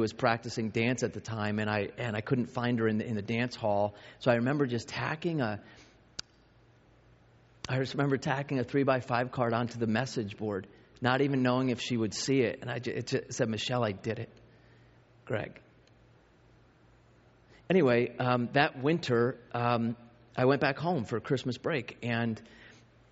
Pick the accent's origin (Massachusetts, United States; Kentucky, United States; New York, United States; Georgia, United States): New York, United States; moved away as an adult; also born or lived in Arizona; I grew up in New York and went to a 5A school